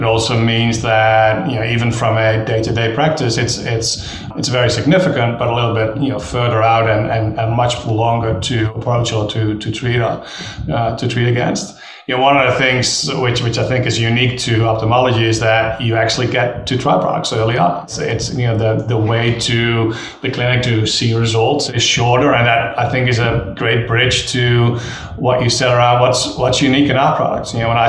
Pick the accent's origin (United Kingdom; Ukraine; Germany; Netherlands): Netherlands; English is a second language; now in United States; Dutch national, still am, but studied partly in Australia.